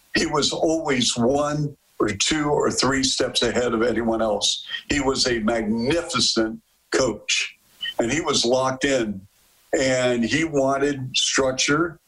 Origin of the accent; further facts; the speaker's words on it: Seattle, Washington, United States; now in Chicago, United States; I grew up in Seattle